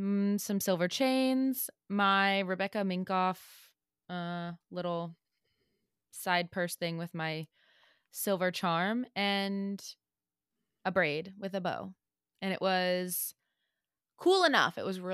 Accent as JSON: {"language": "English", "town": "St. Louis", "region": "Missouri", "country": "United States", "tie": "born or raised there", "said": "Yeah, I'm a Bud Light girl because I grew up in the Budweiser capital. So that's what everybody drank. Like Budweiser is in St. Louis."}